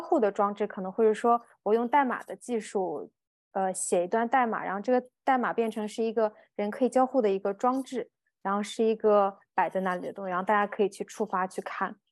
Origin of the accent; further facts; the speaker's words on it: Dalian, Liaoning, China; 我家乡是大连